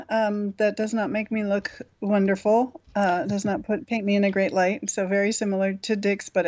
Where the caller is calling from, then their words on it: Leverett, Massachusetts, United States; Oh, I'm in uh, Leverett, Massachusetts.